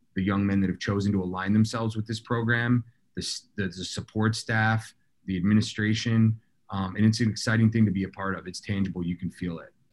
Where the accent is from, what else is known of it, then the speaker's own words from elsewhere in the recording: Southern Maine, United States; we grew up in Southern Maine, uh, non-traditional lacrosse area.